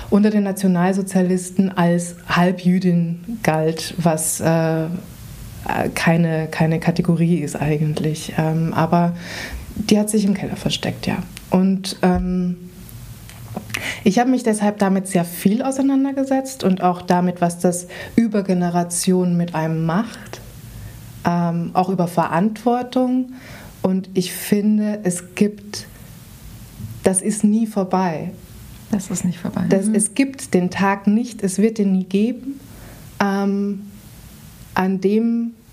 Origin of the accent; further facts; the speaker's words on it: Vienna, Austria; ich bin in Wien aufgewachsen und bin in eine Schule gegangen, die in einem jüdischen Stadtteil war.